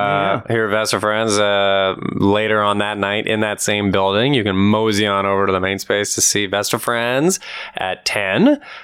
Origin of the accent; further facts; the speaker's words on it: Alberta, Canada; I'm from Alberta